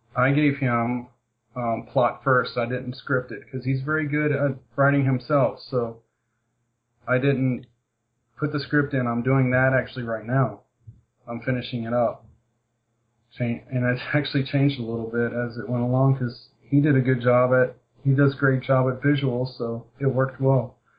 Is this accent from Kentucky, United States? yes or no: yes; Kentucky, United States; I'm from Kentucky